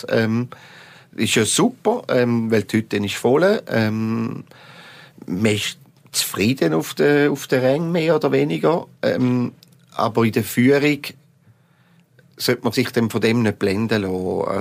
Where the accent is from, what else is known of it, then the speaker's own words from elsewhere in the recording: Eastern Switzerland, Switzerland; du als Zürcher, mehr als Ostschweizer, Dominik und ich. Wir können uns feiern